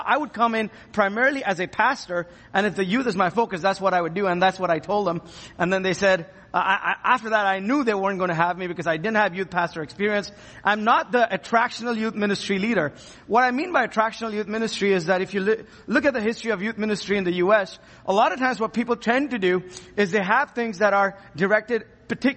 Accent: India; now in Ann Arbor, United States; I am from India

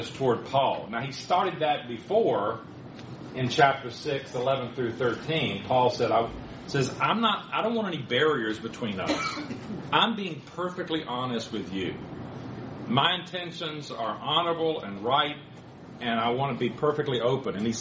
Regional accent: the South, United States; I was from the South, and my family didn't go very much

